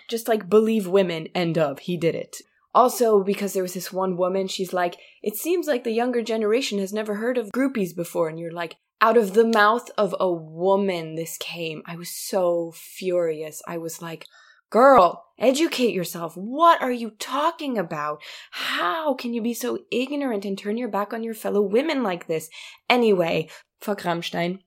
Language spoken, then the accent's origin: English; Munich, Bavaria, Germany; my hometown